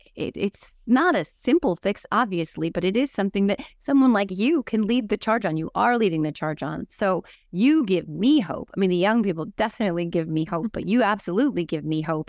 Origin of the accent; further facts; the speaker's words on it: New Jersey, United States; I'm from New Jersey. I, I don't have a Southern accent